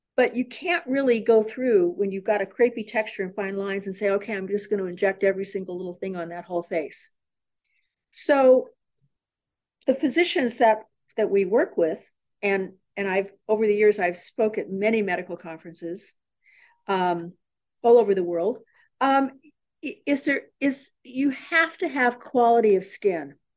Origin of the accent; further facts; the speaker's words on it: San Diego, California, United States; I was born and raised in San Diego